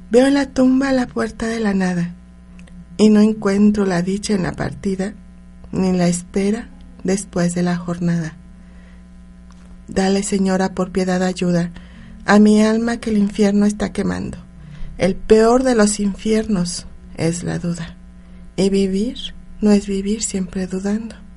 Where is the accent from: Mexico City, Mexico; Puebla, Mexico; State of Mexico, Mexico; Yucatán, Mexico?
Puebla, Mexico; born there; Yo soy una mujer que me encanta, me encantan mis raíces, o sea, siempre nací en Puebla y le doy gracias a la, vida por eso, México.